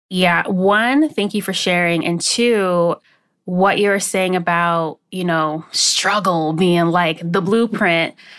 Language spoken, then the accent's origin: English; West Palm Beach, Florida, United States; also born or lived in Maryland; Then we moved from Maryland, when I, where I was born, down to West Palm Beach, Florida. And so I was raised in my grandfather's home